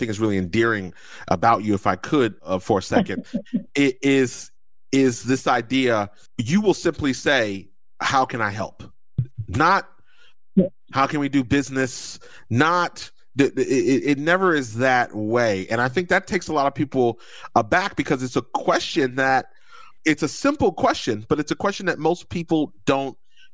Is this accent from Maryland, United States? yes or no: no; New Jersey, United States; I'm from Jersey